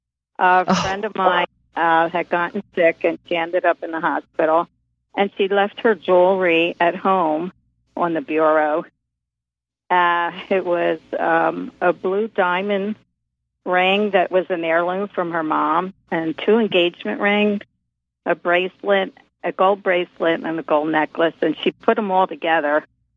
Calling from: Philadelphia, Pennsylvania, United States; I'm calling from Philadelphia.

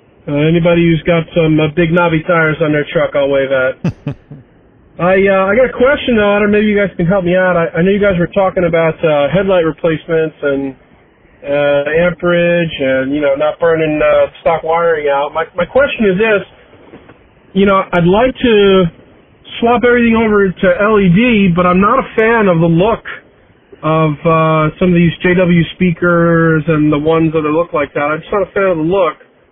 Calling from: New Jersey, United States; I'm calling in from New Jersey.

